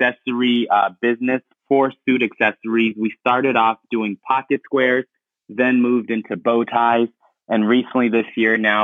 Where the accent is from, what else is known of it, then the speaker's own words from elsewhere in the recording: Ghana; English is a second language; now in Denver, United States; Originally from Ghana